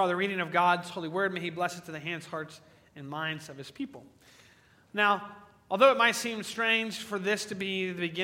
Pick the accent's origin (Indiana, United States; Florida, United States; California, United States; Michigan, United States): Indiana, United States; Crawfordsville; my hometown, Crawfordsville